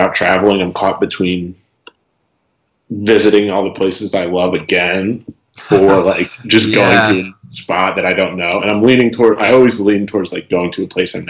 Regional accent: Philadelphia, Pennsylvania, United States; also born or lived in Turkey; I grew up outside of Philadelphia

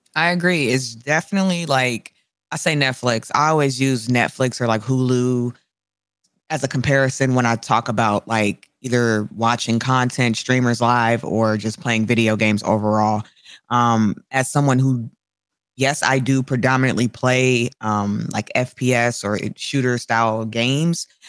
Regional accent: Chicago, Illinois, United States; I'm a Chicagoan.

